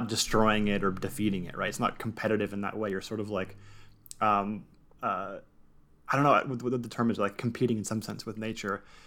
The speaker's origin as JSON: {"language": "English", "region": "Southern California", "country": "United States", "tie": "born or raised there", "said": "growing up in Southern California"}